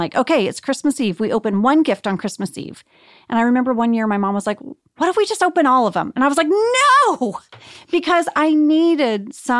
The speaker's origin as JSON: {"language": "English", "region": "Jakarta", "country": "Indonesia", "tie": "born or raised there", "said": "I am still friends with my friends that I grew up with in Jakarta. We all moved and got dispersed."}